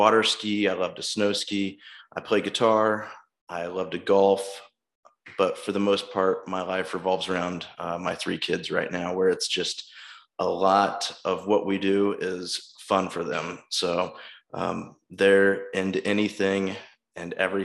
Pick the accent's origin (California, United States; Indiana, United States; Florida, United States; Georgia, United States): Indiana, United States; Alexandria; moved away as an adult; also born or lived in West Lafayette, Indiana / Fort Wayne, Indiana; I am originally from Alexandria, Indiana, which is close to Anderson, a little north of Indianapolis. So I grew up there with a great family